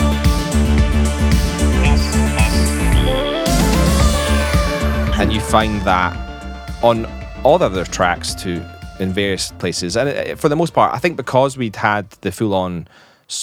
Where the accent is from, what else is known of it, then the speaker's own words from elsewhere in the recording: Scotland, United Kingdom; accent: Scottish; my Scottish accent